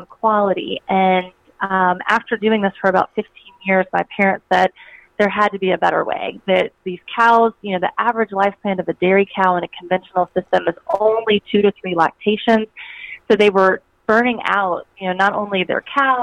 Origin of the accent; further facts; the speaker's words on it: South Georgia, United States; So I grew up in South Georgia, and I grew up on a dairy farm